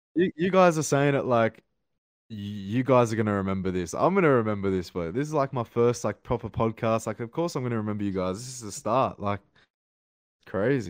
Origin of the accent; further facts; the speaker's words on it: Sydney, New South Wales, Australia; I live, I'm from Sydney, Australia